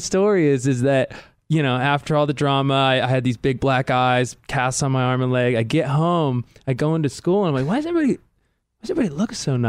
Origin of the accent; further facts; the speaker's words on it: San Diego, California, United States; also born or lived in Carlsbad; I'm from like San Diego area. Like what part of San Diego? Carmel Valley.